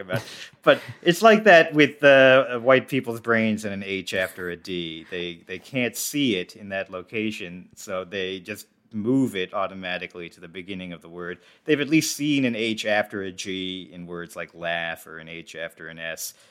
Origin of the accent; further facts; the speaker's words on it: suburban New Jersey, United States; I grew up in New Jersey